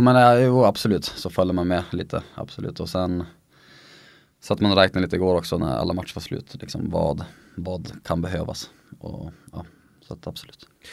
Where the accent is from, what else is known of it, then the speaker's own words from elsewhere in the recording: Sweden; moved away as an adult; also born or lived in Sundsvall / Norway; som svensk